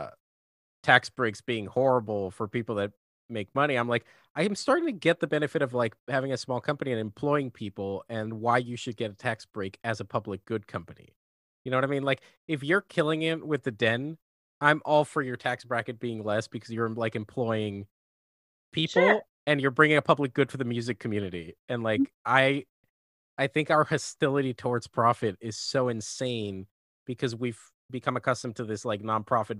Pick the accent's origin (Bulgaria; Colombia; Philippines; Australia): Colombia; now in Los Angeles, United States; my best friends that I grew up with in Colombia